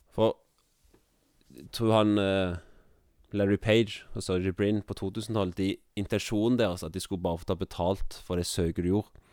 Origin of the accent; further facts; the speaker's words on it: Jørpeland, Rogaland, Norway; moved away as an adult; now in Kviteseid, Norway; Jeg er fra Rogaland, jeg er fra Jørpeland